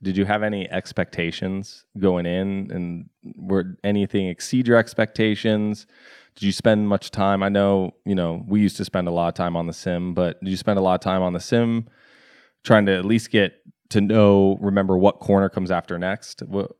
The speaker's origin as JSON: {"language": "English", "region": "California", "country": "United States", "tie": "born or raised there", "also_born_or_lived": "Atlanta", "said": "I grew up in Northern California. I lived in Atlanta for a long time."}